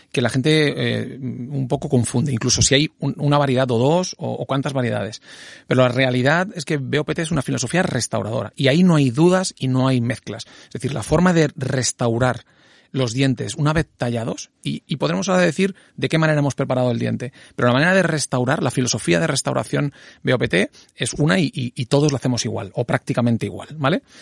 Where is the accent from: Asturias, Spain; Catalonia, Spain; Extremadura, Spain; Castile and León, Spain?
Extremadura, Spain; Don Benito; me examiné en, eh, en, eh, Extremadura, en Don Benito. ¿Yo soy de Don Benito? Pues en Don Benito